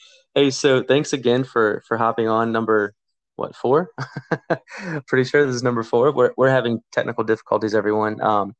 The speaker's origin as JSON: {"language": "English", "town": "Islamorada", "region": "Florida", "country": "United States", "tie": "born or raised there", "said": "I'm originally from the Keys. Was born in Duck and grew up in Isla Mirada, which is just south of Tavernier."}